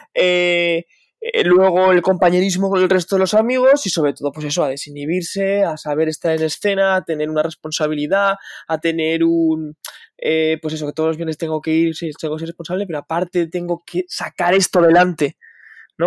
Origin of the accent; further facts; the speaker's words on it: Huesca, Aragon, Spain; moved away as an adult; now in Madrid, Spain; soy de Huesca